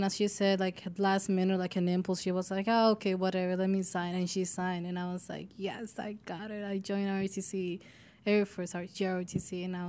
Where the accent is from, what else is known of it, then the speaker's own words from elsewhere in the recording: Dominican Republic; So we come from the Dominican Republic.